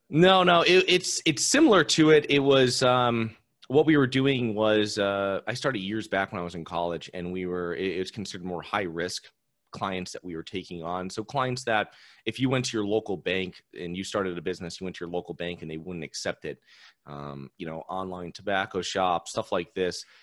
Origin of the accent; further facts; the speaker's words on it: Connecticut, United States; now in Florida, United States; I'm originally from Connecticut, a very tenant friendly state